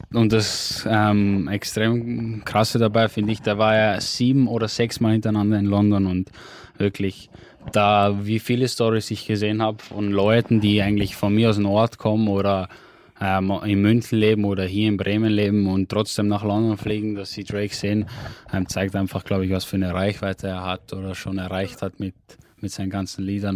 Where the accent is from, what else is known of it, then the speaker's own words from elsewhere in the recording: Austria; bei uns in Österreich